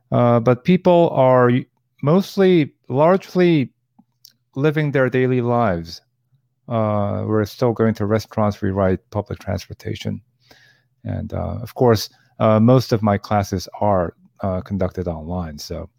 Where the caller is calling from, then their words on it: Seoul, South Korea; Okay, I'm connecting from Nowon-gu in Seoul, which is in the northern part of Seoul where my university campus is located.